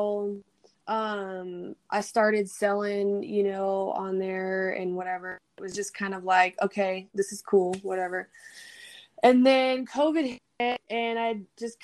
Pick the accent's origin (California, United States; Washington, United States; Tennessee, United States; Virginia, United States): California, United States; moved away as an adult; also born or lived in Bay Area, California / Georgetown, Texas; I grew up in California, and then I was in the Bay Area for 4 years before I moved out there